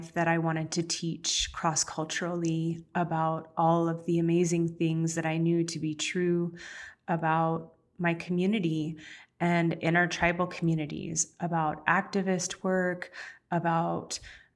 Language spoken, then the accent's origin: English; Chemehuevi Valley Indian Reservation, California, United States; also born or lived in Los Angeles area; relocated from the Los Angeles area to the Chemehuevi Valley Indian Reservation. That's all the way on the furthest edge of San Bernardino County